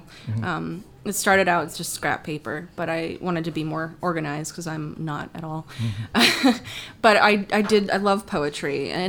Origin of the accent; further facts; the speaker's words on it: Florida, United States; also born or lived in Georgia; now in Indianapolis, United States; So I was born in Indianapolis. Mm-hmm. Parents and I moved down to Florida. Parents divorced, lived in Georgia, and then moved back to Florida.